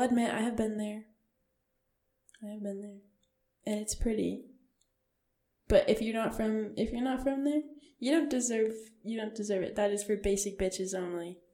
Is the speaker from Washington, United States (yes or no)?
yes; Seattle, Washington, United States; I'm from Seattle. Like I'm from Washington